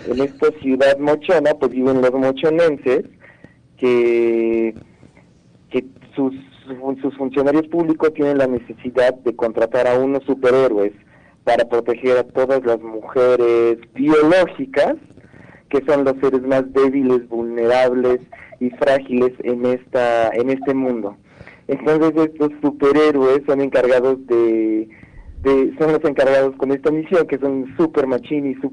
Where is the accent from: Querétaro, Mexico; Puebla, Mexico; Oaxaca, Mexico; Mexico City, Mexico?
Puebla, Mexico; creo que es una oportunidad de que como poblanos nos podamos sumar a ayudar